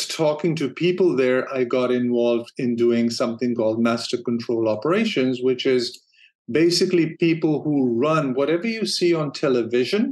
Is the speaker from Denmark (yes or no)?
yes; Denmark; moved away as an adult; also born or lived in San Francisco, United States; now in Los Angeles, United States; I'm originally from Denmark, and my wife and I, we decided to move to the U.S. back in 96.